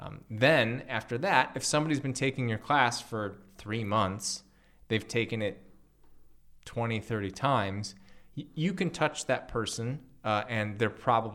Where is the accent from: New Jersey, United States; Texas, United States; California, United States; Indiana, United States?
California, United States; Los Angeles; now in Bali, Indonesia; I came from Los Angeles and now I live in Bali